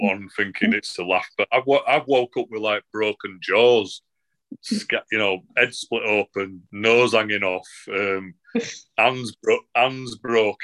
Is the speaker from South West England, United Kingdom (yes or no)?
no; Manchester, North West England, United Kingdom; now in near Leeds and York, United Kingdom; That's where I'm from originally and all my dad's family are from